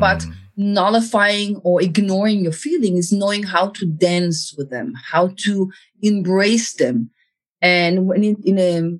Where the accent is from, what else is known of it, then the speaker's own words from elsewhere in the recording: Israel; moved away; I was born in Israel. I grew up in Israel.